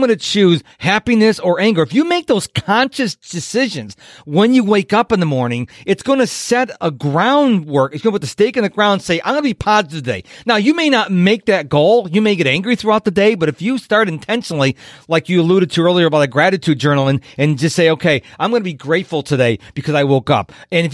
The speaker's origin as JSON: {"language": "English", "town": "Rochester", "region": "New York", "country": "United States", "tie": "born or raised there", "moved": "yes", "lives_now": "Houston, United States", "said": "I'm originally from Rochester, New York, and I had my friend next door was Black and I had Spanish people. So I grew up never looking at color"}